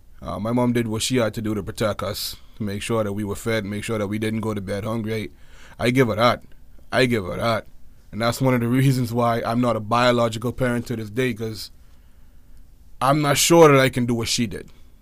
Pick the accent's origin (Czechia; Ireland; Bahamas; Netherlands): Bahamas; Nassau, New Providence; born there; also born or lived in United States; I was born in Nassau, the New Providence capital of the island. I was born here. Of course, the majority of my childhood was spent back and forth in America.